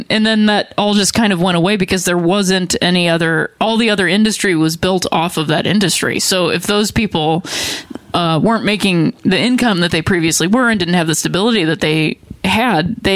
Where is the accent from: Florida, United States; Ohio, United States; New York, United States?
Ohio, United States; Akron; Um, I lived with my mom and my her parents, my grandparents. That's the house that I grew up in. Same in house she grew up in.